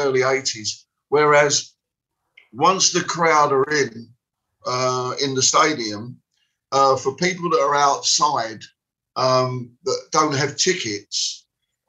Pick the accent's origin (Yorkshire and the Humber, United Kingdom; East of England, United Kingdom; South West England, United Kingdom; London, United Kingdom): London, United Kingdom; I come from West Ham